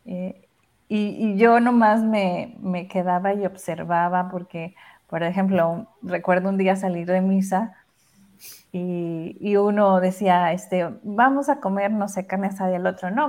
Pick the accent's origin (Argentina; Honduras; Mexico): Mexico; Sinaloa; yo que soy de Sinaloa.